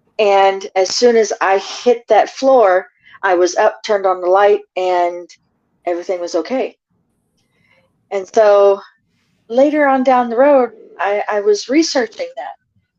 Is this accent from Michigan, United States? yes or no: no; Florida, United States; I'm from Florida. Military family, in and out of different countries.